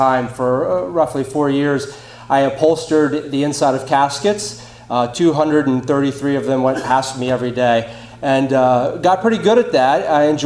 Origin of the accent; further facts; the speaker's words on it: York, Pennsylvania, United States; I'm from York, Pennsylvania